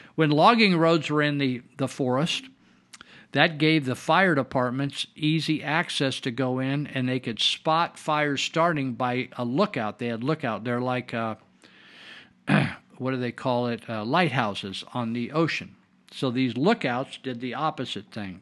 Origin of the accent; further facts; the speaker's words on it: Yuba-Sutter area, California, United States; I was raised here in the Yuba Sutter area